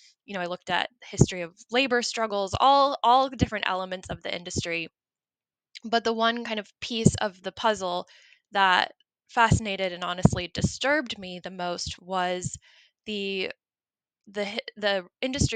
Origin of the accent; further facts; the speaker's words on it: North Carolina, United States; I was born and raised in North Carolina, grew up there, went to college there